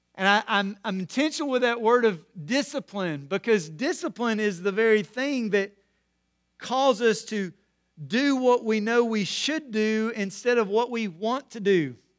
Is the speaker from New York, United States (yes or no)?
no; Corinth, Mississippi, United States; growing up in Corinth, Mississippi